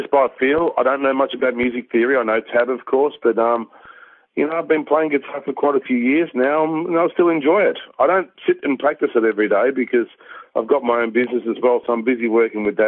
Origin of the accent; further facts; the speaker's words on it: Australia; So my parents are Polish. I'm from Polish background. I was born in Australia